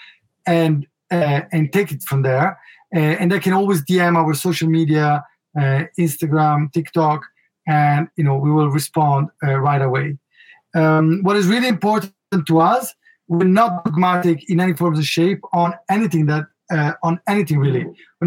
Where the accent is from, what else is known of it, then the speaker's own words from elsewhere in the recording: Milan, Lombardy, Italy; accent: Italian; English is a second language; I was raised in Milano